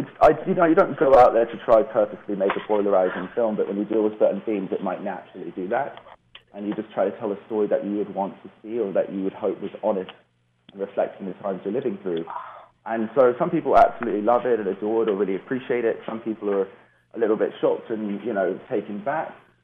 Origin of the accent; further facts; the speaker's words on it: England, United Kingdom; also born or lived in Netherlands / Canada / California, United States; I was raised in England, the Netherlands, Canada, and California, so a bit of a global citizen.